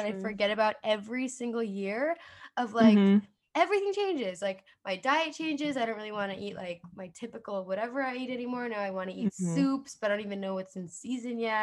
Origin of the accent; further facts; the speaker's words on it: New Jersey, United States; accent: Jersey; Jersey. I feel like my accent really comes out on that word.